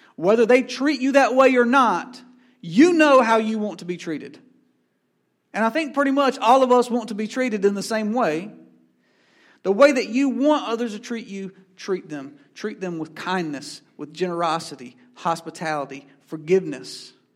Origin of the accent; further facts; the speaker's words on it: Asheboro, North Carolina, United States; I come from Ashboro, North Carolina, home of the N C Zoo